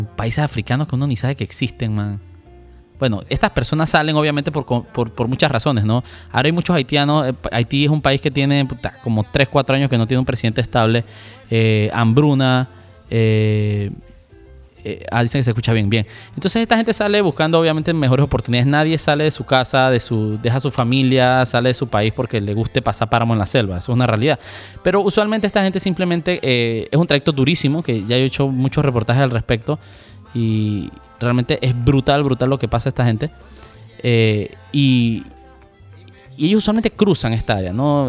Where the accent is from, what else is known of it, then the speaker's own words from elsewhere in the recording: Panama; como panameños